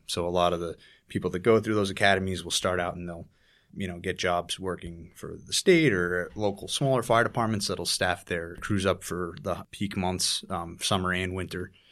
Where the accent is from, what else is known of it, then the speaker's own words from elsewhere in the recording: Tahoe City, California, United States; moved away as an adult; also born or lived in Squaw Valley, California; now in New York City, United States; I grew up in North Lake Tahoe, California. mainly small communities named Tahoe City and Squaw Valley